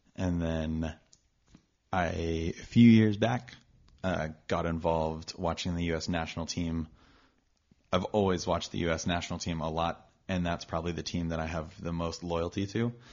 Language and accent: English; Austin, Texas, United States; also born or lived in Dallas, Texas; I grew up in Texas. Uh, I was born in Dallas, raised in Austin